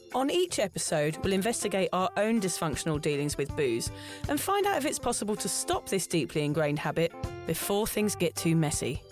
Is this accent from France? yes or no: no; United Kingdom; now in Australia; we are both British